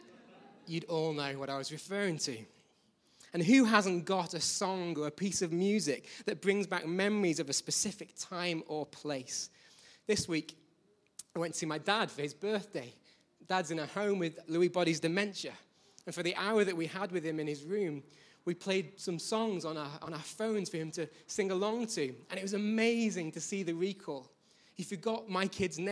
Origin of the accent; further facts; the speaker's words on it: Manchester, North West England, United Kingdom; also born or lived in Birmingham; When I was 4, we left my hometown, which you might not know it from my accent, is Birmingham. I was age 4. We moved north.